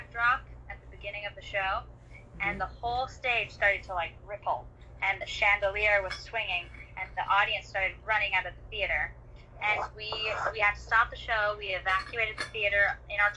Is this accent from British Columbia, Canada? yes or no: yes; Vancouver, British Columbia, Canada; I grew up around Vancouver, BC, but I'm currently up in the interior of British Columbia